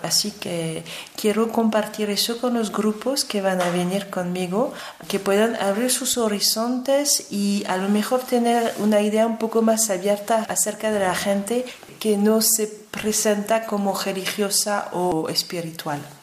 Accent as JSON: {"language": "Spanish", "country": "France", "said": "yo como francesa"}